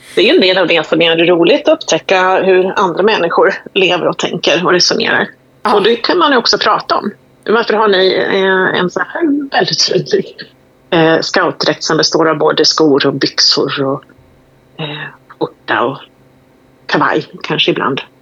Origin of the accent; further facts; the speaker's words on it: Sweden; Vi är svenskar